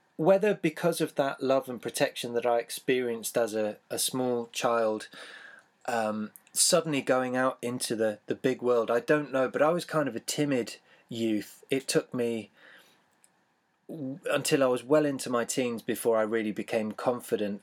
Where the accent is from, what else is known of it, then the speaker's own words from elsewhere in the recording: Taunton, South West England, United Kingdom; I was born in Taunton, the county town of Somerset in the southwest of the U K.